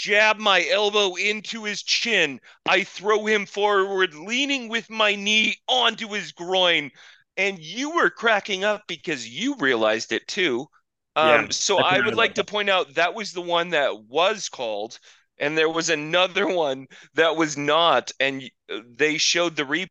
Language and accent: English; Arizona, United States; also born or lived in New England; I grew up in Arizona, and my family, I was born in New England. My family's from New England